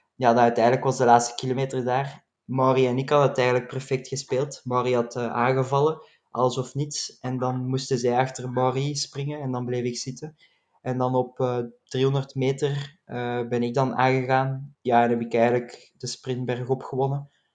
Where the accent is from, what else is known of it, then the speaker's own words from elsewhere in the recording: Belgium; als Belgen